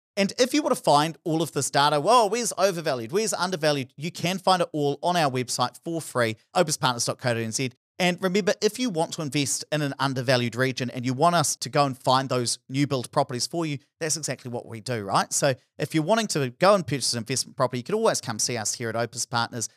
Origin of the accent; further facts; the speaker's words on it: near Stratford, Taranaki, New Zealand; Stratford, not too far away from my hometown.